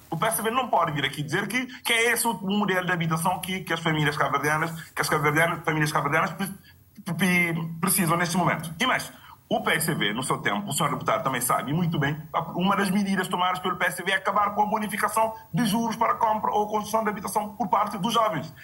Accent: Picos, Cape Verde; Picos também, que é a zona onde eu nasci

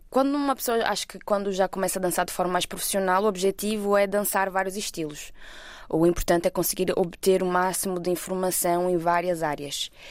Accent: Portugal; also born or lived in Brazil; eu nasci no Brasil, mas por volta dos meus 10 eu vim para Portugal. Uh, então eu basicamente cresci cá também.

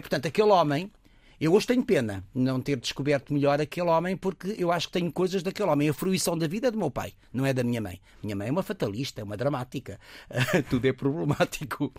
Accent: Lisbon, Portugal; also born or lived in Coimbra; eu sou lisboeta, mas quando a minha mãe se separa do meu pai, tinha 3, 4 anos

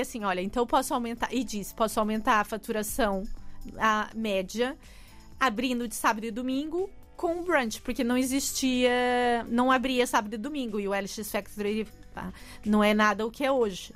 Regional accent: São Paulo, Brazil; moved away as an adult; now in Portugal; eu sou de São Paulo

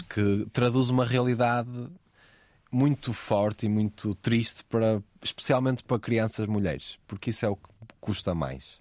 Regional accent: Porto, Norte, Portugal; O subúrbio, o Porto já é um sítio mais fechado, Exato. historicamente. Sim o subúrbio do Porto

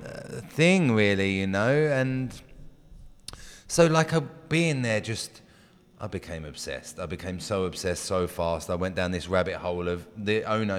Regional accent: England, United Kingdom; moved away as an adult; also born or lived in London; now in California, United States; I'm English. I lived in England for most of my life till my late twenties

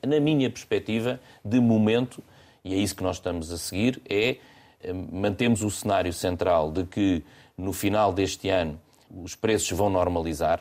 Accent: Portugal; eu sou português

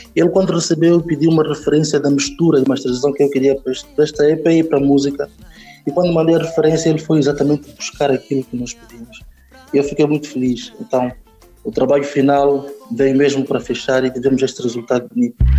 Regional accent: Nampula, Mozambique; now in Maputo, Mozambique; Eu nasci em Nampula, mas depois fomos morar para Namela, um distrito do, lá, lá da Zona Norte, de Nampula

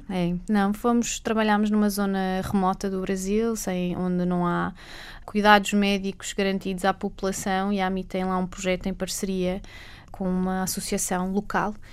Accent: Macau; moved away; eu sou de Macau. Ah, e, curioso. Nascida, crescida

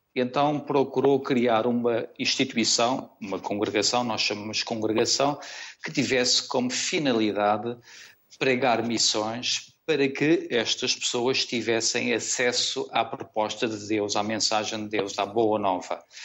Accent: Funchal, Madeira, Portugal; moved away as an adult; also born or lived in Porto / Lisbon; no Funchal, porque sou natural da Madeira

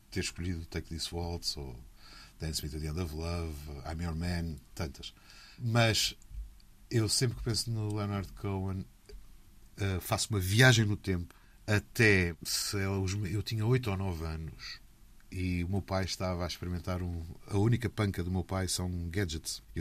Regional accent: Azores, Portugal; tento sempre arranjar forma de encaixar uma oportunidade de falar da minha terra e, e acho que sou visivelmente apaixonado por ela. Costumo dizer que sou um, uma espécie de German Saraiva amador das ilhas.

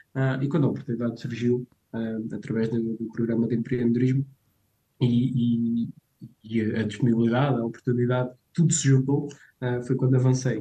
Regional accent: Portugal; eu cresci em Severbogo

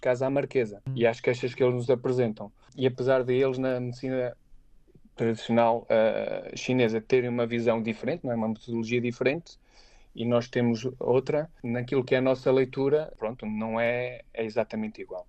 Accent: Aveiro, Centro, Portugal; moved away as an adult; also born or lived in Leiria / Lisbon / Beijing; eu sou de Aveiro, mas nunca, nunca tive, fiz prática profissional em Aveiro. Uh, ou seja, eu saí logo da minha zona lá, familiar eu estudei, eu cresci, estudei, fiz a minha formação académica na, na Universidade de Aveiro

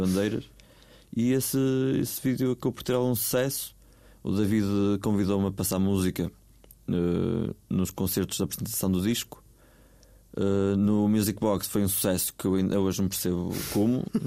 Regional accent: Vila do Conde, North, Portugal; moved away; as próprias caxinas, que é onde eu desenvolvo a maior parte do meu trabalho

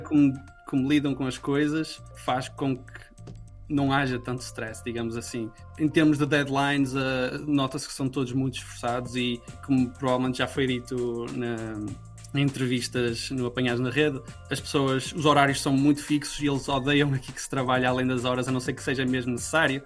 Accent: Portugal; moved away as an adult; now in The Hague, Netherlands; como português

